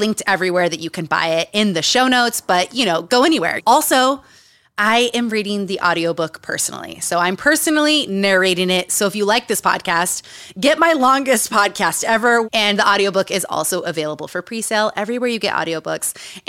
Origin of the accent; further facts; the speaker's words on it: Utah, United States; moved away; Growing up in Utah, growing up around cults, how I got into therapy.